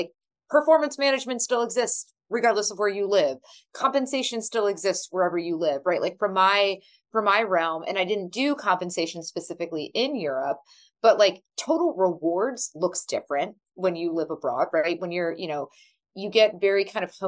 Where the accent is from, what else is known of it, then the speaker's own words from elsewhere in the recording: United States; moved away as an adult; also born or lived in Berlin, Germany; as an American